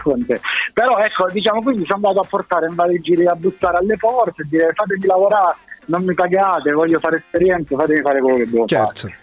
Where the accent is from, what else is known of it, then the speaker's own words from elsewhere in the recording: Calabria, Italy; now in Rome, Italy; la mia identità da calabrese, pur essendo che ormai vivo da tantissimo tempo a Roma